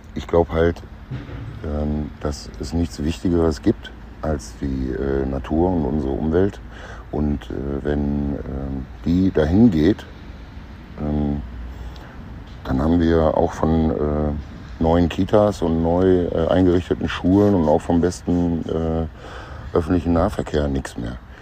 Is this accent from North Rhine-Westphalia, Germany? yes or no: yes; Münster, North Rhine-Westphalia, Germany; in Münster, meiner Heimatstadt